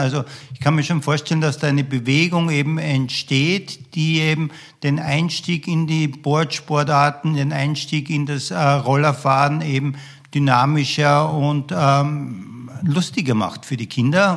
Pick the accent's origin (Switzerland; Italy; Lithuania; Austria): Austria; Graz, Styria; ich bin in äh, Österreich, in Graz aufgewachsen